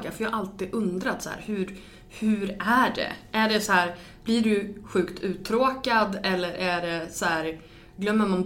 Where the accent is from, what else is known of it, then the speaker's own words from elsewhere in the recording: Örnsköldsvik, Västernorrland County, Sweden; jag är från Övik